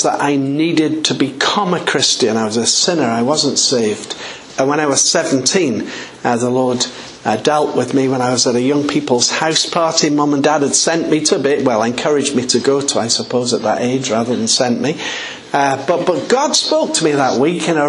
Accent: just outside the city of York, Yorkshire and the Humber, United Kingdom; accent: English; I was born just outside the city of York in a very small village. My folk were farming people.

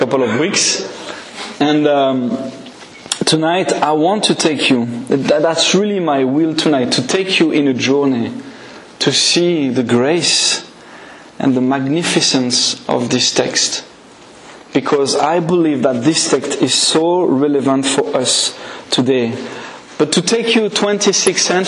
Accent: France; English is a second language; now in Scotland, United Kingdom; I'm not a product of Scotland, but of France. So that's why my accent is maybe

